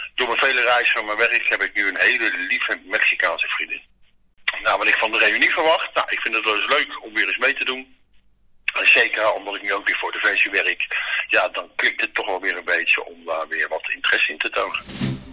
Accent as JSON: {"language": "Dutch", "town": "The Hague", "region": "South Holland", "country": "Netherlands", "tie": "born or raised there", "said": "na mijn dienst ben ik teruggegaan waar ik geboren ben, dat is op de Haagse Markt"}